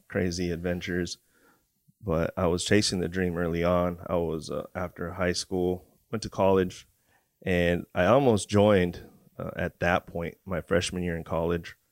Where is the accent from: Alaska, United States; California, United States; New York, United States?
California, United States; Port Hueneme; also born or lived in Oxnard, California; I was born in Port Wanyamie, California. Um, growing up in Port Wanyamie and Oxnard, right next to the C B base